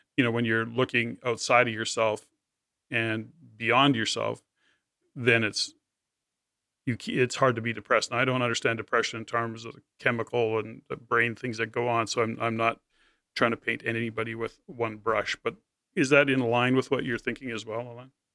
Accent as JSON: {"language": "English", "country": "Canada", "said": "as a Canadian"}